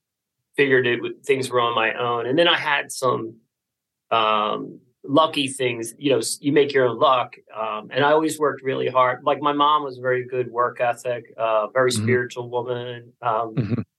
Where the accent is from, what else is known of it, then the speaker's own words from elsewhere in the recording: Philadelphia, Pennsylvania, United States; I'm from the Philadelphia area.